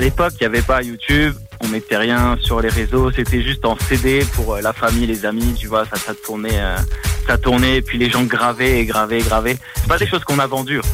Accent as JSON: {"language": "French", "town": "Metz", "region": "Grand Est", "country": "France", "said": "je viens donc de France, dans le nord-est, c'est une ville qui s'appelle Metz."}